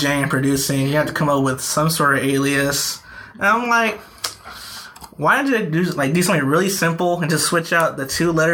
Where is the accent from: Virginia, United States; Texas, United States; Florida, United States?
Texas, United States; Dallas; I lived here all my life, you know, born and raised in Dallas.